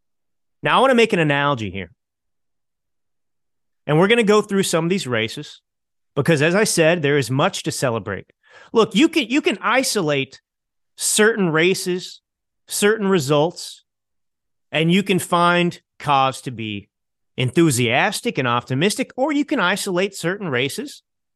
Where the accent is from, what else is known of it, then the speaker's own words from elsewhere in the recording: Dallas, Texas, United States; Now, look, I grew up in Dallas, Texas. That's where I was born and raised. Now, I live in the communist state of California.